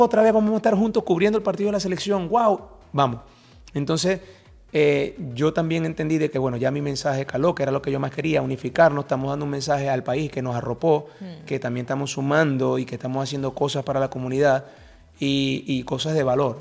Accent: Venezuela; moved away; also born or lived in Maracaibo; nosotros en Venezuela el fútbol no es tan, tan fuerte como en Colombia

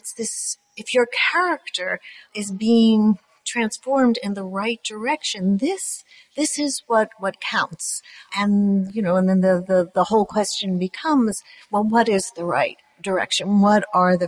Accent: United States; being American

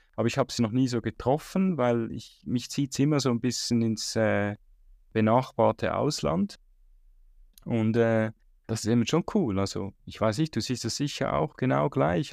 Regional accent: Switzerland; als Schweizer

